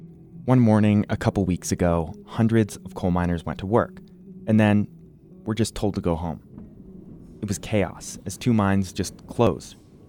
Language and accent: English; New Jersey, United States; now in Wyoming, United States; I didn't grow up in Wyoming. I grew up in New Jersey, the Garden State, home of the Sopranos.